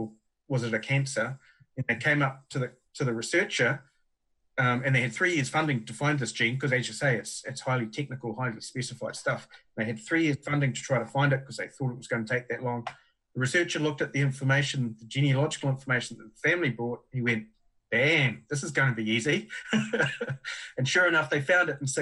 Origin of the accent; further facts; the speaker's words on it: Huntly, Waikato, New Zealand; also born or lived in Hamilton; I'm a Huntly boy. I grew up in Huntly and then moved to Norton and Hamilton